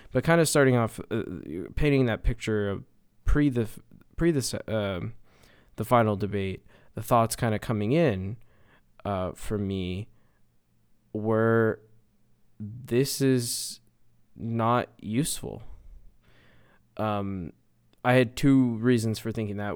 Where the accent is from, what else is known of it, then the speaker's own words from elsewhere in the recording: Canada; as a Canadian